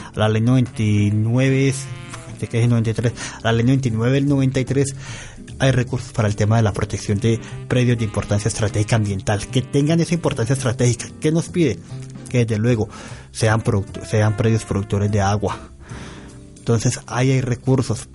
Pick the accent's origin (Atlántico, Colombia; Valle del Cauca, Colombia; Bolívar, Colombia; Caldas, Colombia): Valle del Cauca, Colombia; Sevilla; en el norte del valle, de mi tierra específicamente